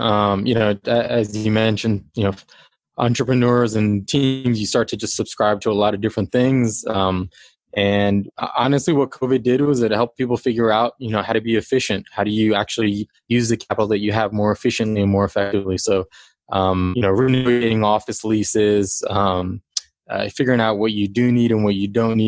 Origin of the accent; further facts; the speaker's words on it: Washington, D.C. area, United States; No, in the Washington, D.C. area.